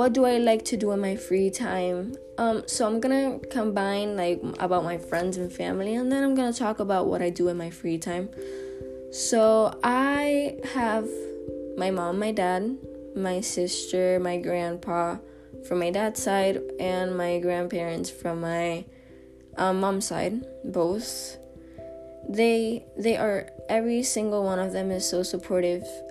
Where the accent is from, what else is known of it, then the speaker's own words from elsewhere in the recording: San Juan, Puerto Rico; I'm from Puerto Rico, specifically San Juan. I love where I live